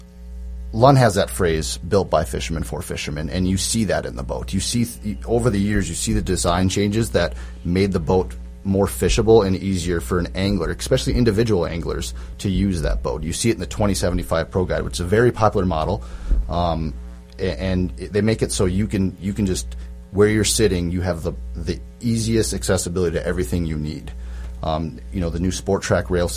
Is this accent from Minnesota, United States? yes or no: yes; Baudette, Minnesota, United States; moved away as an adult; now in Bemidji, United States; I'm from Bidette. I grew up on Lake of the Woods